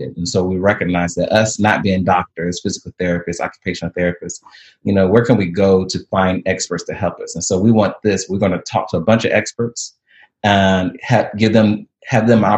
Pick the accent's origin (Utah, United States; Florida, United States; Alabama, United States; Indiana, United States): Alabama, United States; I'm from Alabama